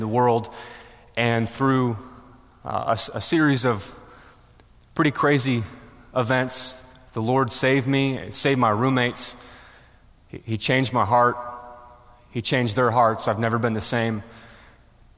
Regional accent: Buffalo, New York, United States; moved away; I'm originally from Buffalo, New York

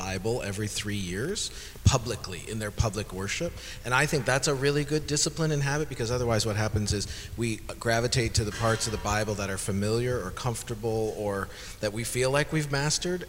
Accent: Canada; now in United States; I'm Canadian, if that helps. However, my citizenship application is in process

